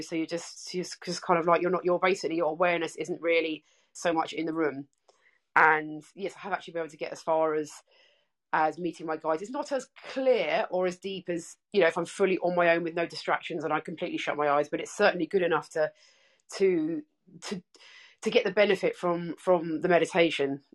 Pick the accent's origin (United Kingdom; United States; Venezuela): United Kingdom; England; now in Melbourne, Australia; I'm English, uh, as you can tell by my accent, but I'm I'm living in Melbourne, Australia